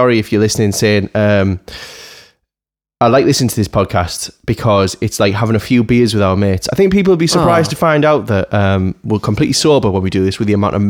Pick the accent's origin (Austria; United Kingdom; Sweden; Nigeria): United Kingdom; as a Brit, I'm too polite